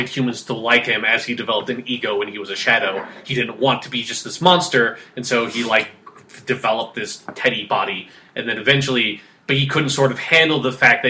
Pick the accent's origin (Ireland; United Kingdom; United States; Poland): United States; I'm American